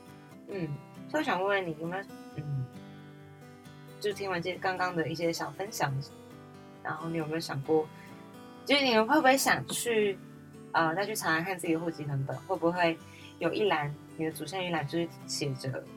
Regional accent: Tafalong, Hualien County, Taiwan; 我是来自塔巴朗部落和安通部落的阿美族…。

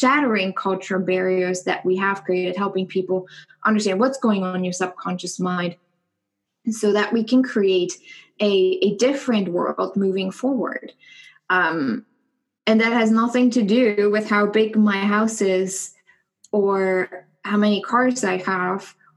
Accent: Germany; moved away as an adult; also born or lived in New York / San Francisco / Dallas; now in Indianapolis, United States; growing up in Germany

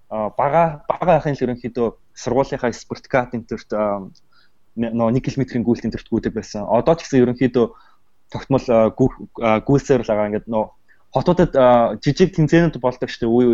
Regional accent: Mongolia; moved away as an adult; now in United States

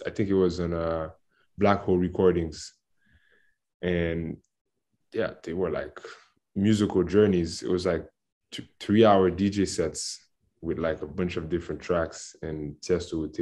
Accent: Port-au-Prince, Haiti; first language Haitian Creole and French; English is a second language; moved away as an adult; growing up in Haiti

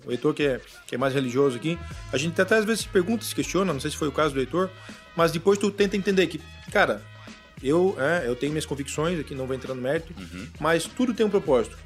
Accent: Florianópolis, Santa Catarina, Brazil; also born or lived in Carazinho, Rio Grande do Sul; natural de Carazinho, no Rio Grande do Sul. Vim Bacana. pequenininho pra cá, aqui pra Floripa

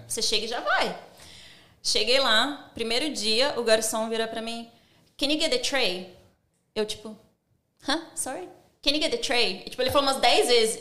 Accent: São Paulo, Brazil; moved away as an adult; also born or lived in United States / Dubai / Ireland / Spain; now in Sydney, Australia; eu sou do Grajaú. Grajaú não tem, tipo, pessoas ricas, né?

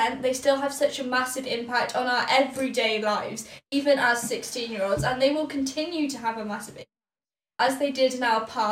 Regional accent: Wales, United Kingdom; we are two teens from Wales

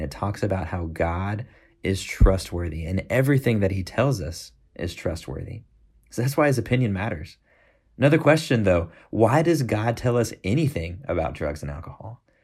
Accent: Houston, Texas, United States; moved away as an adult; also born or lived in Fayetteville, Arkansas; now in Tucson, United States; I grew up in Houston, Texas

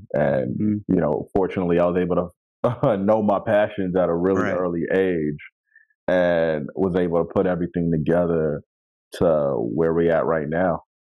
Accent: Elmont, New York, United States; I'm originally from Long Island, from a little town called Elmont, an only child. Come from like Haitian background. Came from a suburban lifestyle.

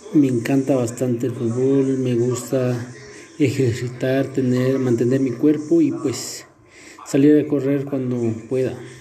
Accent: Santa Clara La Laguna, Sololá, Guatemala; Soy de Santa Clara Laguna del departamento de Sololá.

